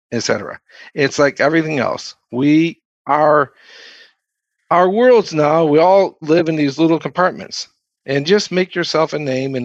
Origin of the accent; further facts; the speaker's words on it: Austin, Texas, United States; growing up in Austin, the 80s and the 90s, went to school down there and then stayed and programmed for 10 years